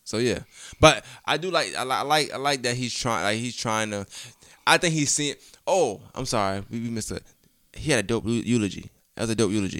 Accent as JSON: {"language": "English", "region": "New York", "country": "United States", "said": "I'm from New York, like, Queens"}